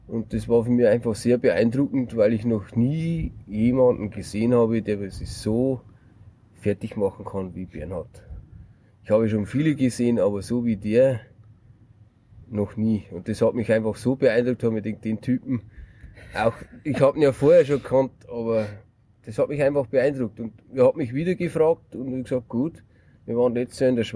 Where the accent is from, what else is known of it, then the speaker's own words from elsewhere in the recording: Bavaria, Germany; Er ist Bayer, ich bin Bayer.